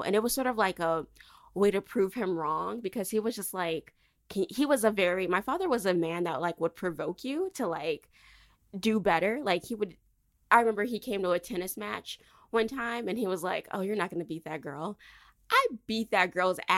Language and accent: English; Michigan, United States; moved away as an adult; I did not want to stay home in Michigan because Michigan, no offense to my home state